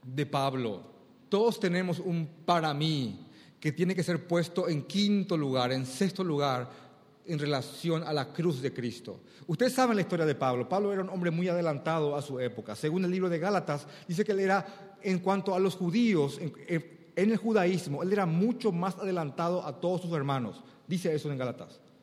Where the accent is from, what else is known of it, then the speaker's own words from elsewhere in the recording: Paraguay; Cuando en Paraguay decimos dos veces una palabra es cuando le damos mucho énfasis, acá generalmente en Asunción.